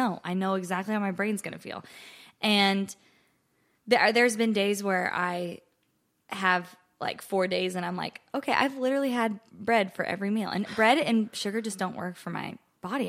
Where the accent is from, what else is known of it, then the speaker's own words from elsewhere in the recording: Ogallala, Nebraska, United States; moved away as an adult; now in Nashville, United States; I am originally from Ogallala, Nebraska